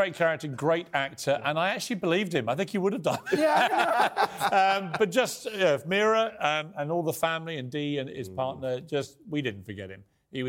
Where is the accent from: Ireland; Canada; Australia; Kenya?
Ireland; Because I'd like to remind you, I'm Irish.